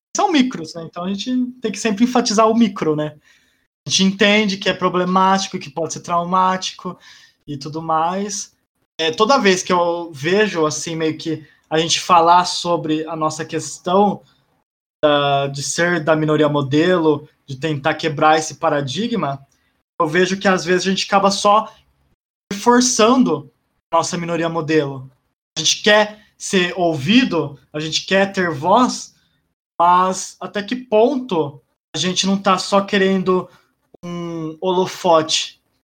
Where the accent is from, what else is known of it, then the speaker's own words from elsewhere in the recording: Brazil; also born or lived in Japan; Eu vim em dois mil, eu sou de noventa e sete, então eu tinha meus dois aninhos e pouco.